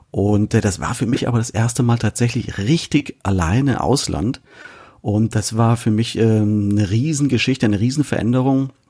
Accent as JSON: {"language": "German", "town": "Künzell", "region": "Hesse", "country": "Germany", "tie": "born or raised there", "also_born_or_lived": "Fulda", "said": "Nein, in Fulda geboren und in Künzel aufgewachsen, genau. Und dort äh, bis ich Anfang 20 war oder so, ja, fast Mitte 20 sogar, ähm, dann auch dort geblieben."}